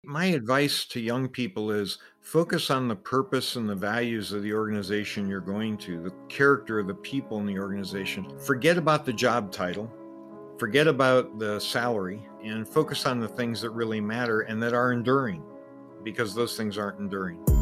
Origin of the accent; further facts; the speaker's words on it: Gary, Indiana, United States; moved away as an adult; also born or lived in Toronto, Canada / Philippines / Japan; I grew up in Gary, Indiana.